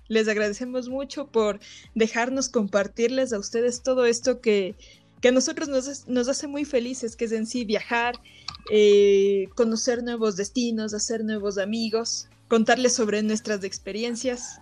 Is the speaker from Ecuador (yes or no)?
yes; Ecuador; nosotros como nativos y locales de aquí de Ecuador